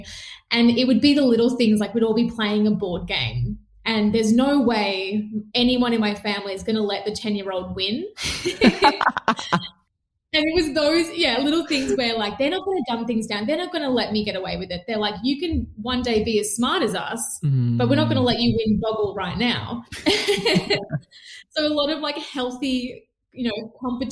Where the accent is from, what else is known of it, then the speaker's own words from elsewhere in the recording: Melbourne, Victoria, Australia; also born or lived in Perth; I was born in Perth where they were living for my dad's work as well. And then came back to Melbourne where we're from